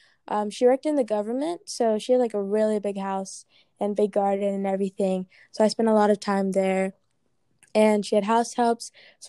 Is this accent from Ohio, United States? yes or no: yes; Mason, Ohio, United States; also born or lived in Baltimore / Pittsburgh / Ghana / Arkansas; But I was born in Baltimore and then lived in Pittsburgh and then lived in Ghana for 5 years. And then I moved to Arkansas and then I moved to Ohio. So I moved around a lot, but I spent most of my life in Mason and Ghana.